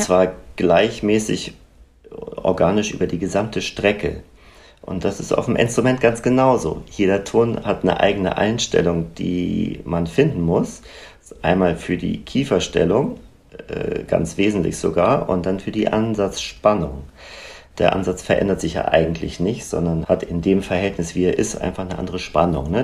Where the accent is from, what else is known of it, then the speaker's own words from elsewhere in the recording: Northern Germany, Germany; bei uns im Norden